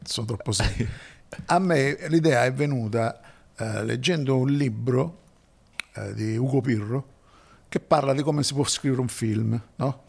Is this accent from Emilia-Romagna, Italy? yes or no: no; Messina, Sicily, Italy; sono di Messina.